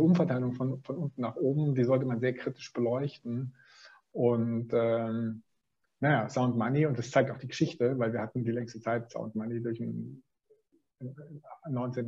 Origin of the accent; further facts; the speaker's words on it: Swabia, Germany; ich bin Schwabe